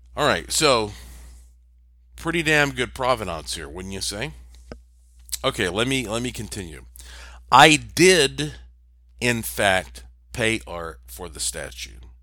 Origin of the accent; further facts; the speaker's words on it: Western North Carolina, United States; moved away; also born or lived in Puerto Rico; I'm from Western North Carolina, which is rich with gems and minerals